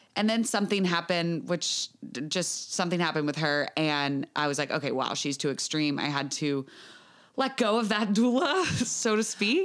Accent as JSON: {"language": "English", "country": "United States", "said": "I'm from the United States"}